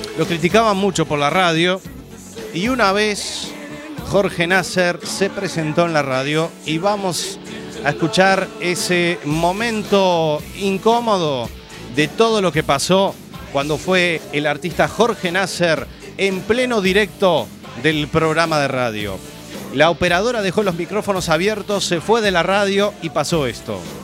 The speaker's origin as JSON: {"language": "Spanish", "region": "Montevideo", "country": "Uruguay", "also_born_or_lived": "Carballo, Spain", "moved": "yes", "said": "mi tierra, de Montevideo"}